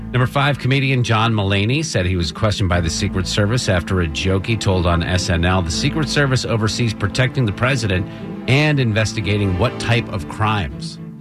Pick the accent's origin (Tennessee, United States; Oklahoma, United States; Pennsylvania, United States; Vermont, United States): Vermont, United States; I grew up in Vermont